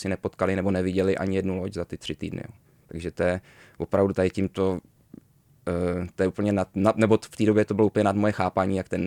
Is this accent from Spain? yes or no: yes; Malaga, Andalusia, Spain; born there; Já jsem se narodil ve Španělsku, v Malaze.